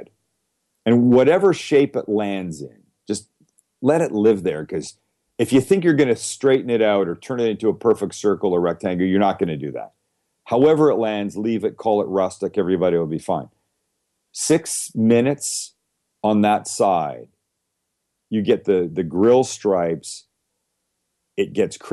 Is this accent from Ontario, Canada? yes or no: no; Vancouver, British Columbia, Canada; moved away; I grew up in Vancouver, Canada